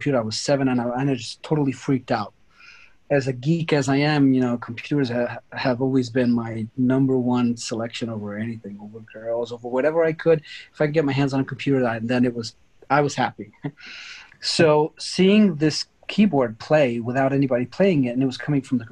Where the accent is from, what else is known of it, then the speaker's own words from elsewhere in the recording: New York, United States; also born or lived in Sicily, Italy / Turin, Italy; now in Italy; I grew up in the United States, in New York, actually.